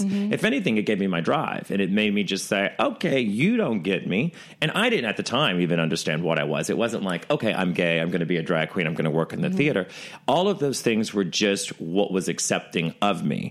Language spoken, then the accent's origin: English; the South, United States; now in New York, United States; I come from the South where where they're really welcoming